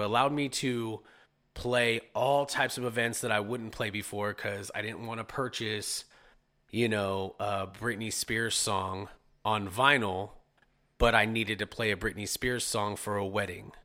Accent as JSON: {"language": "English", "town": "Modesto", "region": "California", "country": "United States", "tie": "born or raised there", "also_born_or_lived": "San Jose / Ceres", "said": "I was born in San Jose, but I'm a Modesto, I'm a Modesto kid for sure."}